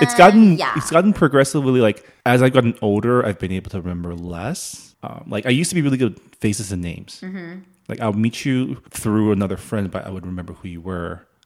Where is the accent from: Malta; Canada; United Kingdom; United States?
Canada; I'm from Canada